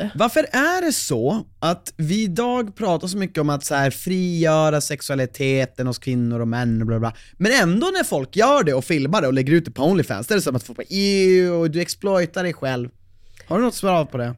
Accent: Umeå, Västerbotten County, Sweden; now in Stockholm, Sweden; kommer ju från Umeå

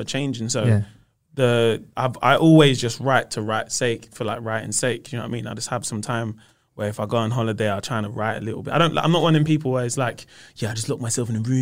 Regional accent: London, United Kingdom; also born or lived in Peckham, London; I grew up in South London. So I grew up in Camberwell for 15 years. And then we moved to Peckham

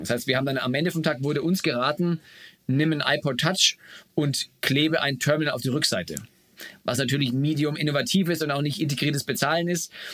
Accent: Bamberg, Bavaria, Germany; moved away as an adult; also born or lived in Munich / United States; now in Berlin, Germany; aus meiner Heimatstadt Bamberg

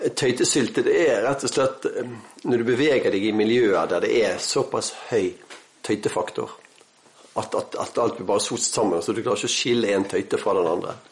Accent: Bergen, Vestland, Norway; accent: Bergen dialect (bergensk); så lo jeg på bergensk

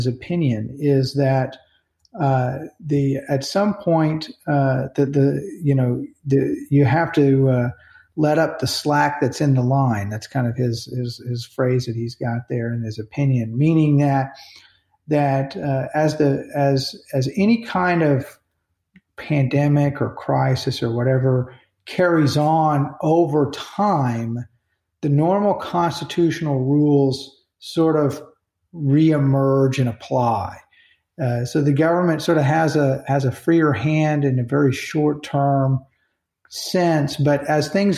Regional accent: United States; we, as Americans

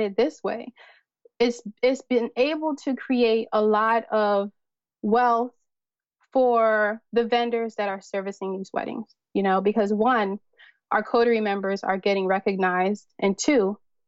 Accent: United States; a Nigerian woman, you know, born and raised here in America

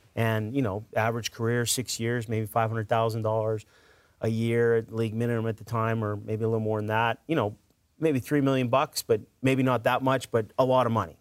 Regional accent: Edmonton, Alberta, Canada; moved away as an adult; now in Mississippi, United States; I'm originally from Edmonton, Alberta, Canada

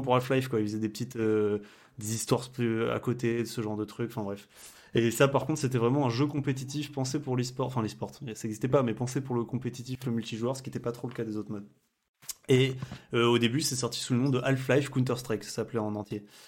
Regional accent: Limoges, Nouvelle-Aquitaine, France; je suis tout à fait de Limoges en effet.

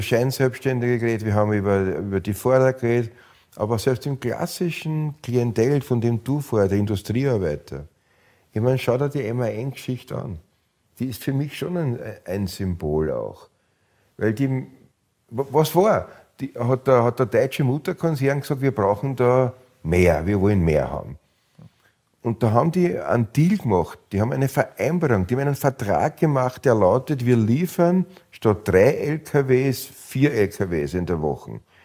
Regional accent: Austria

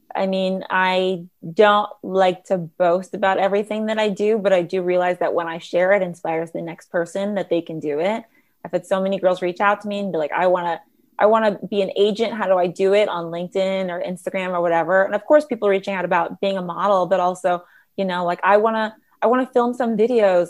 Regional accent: Los Angeles, California, United States; growing up in Los Angeles

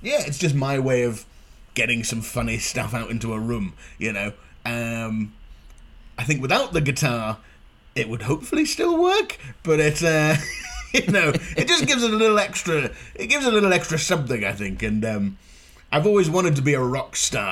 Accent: Inverness, Scotland, United Kingdom; moved away; also born or lived in Glasgow; growing up in Inverness as well, there wasn't really a comedy scene at the time

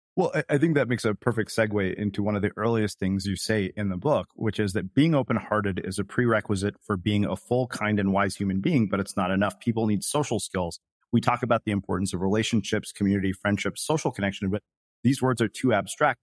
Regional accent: United States; one of being an Indian American and one of being raised by Indian parents

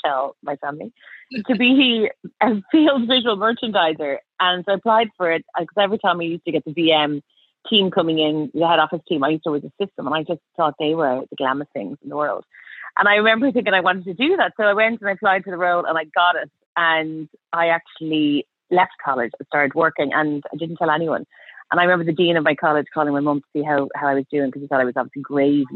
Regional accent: Dublin, Leinster, Ireland; moved away as an adult; now in London, United Kingdom; So I'm Irish, as you can probably tell. Well, I was born and grew up in Dublin, went to school and college there

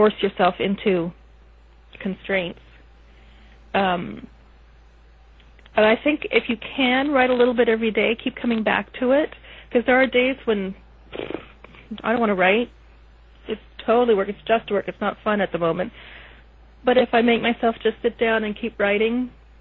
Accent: Canada; I'm Canadian

